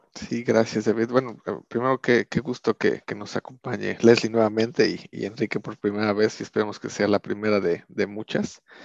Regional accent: Mexico; now in Sweden; nos organizamos como mexicanos en el exterior

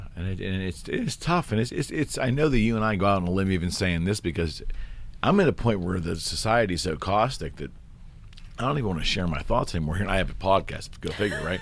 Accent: United States; as an American

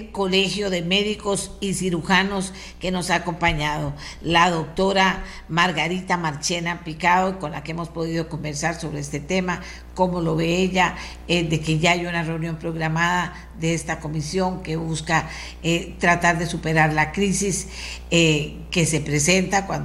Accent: Costa Rica

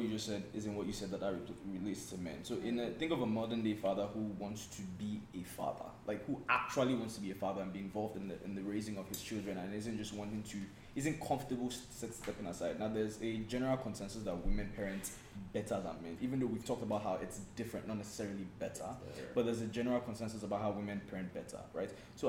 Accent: Nigeria; we're Nigerian in this room, most of us, if not all of us

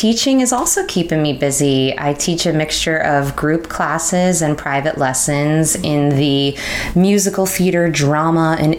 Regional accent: New York, United States; And I was born on the Upper West Side and I moved to Long Island when I was six.

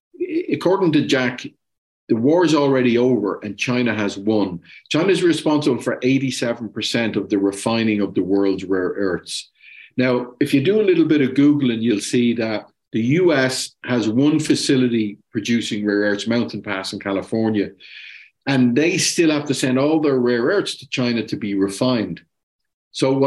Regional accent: Ireland; I'm Irish

